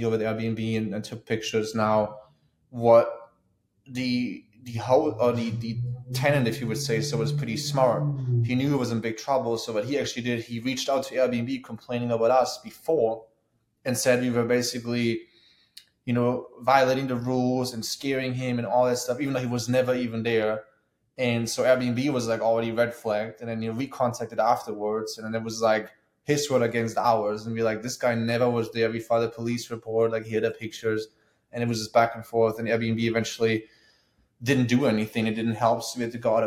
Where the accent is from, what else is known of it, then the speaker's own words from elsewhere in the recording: Germany; moved away as an adult; now in Tampa, United States; As you guys can hear my accent, I was born in Germany, born and raised